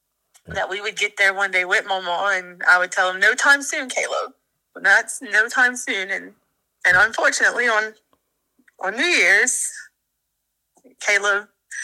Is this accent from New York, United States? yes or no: no; Ponchatoula, Louisiana, United States; Ponchatoula, Louisiana.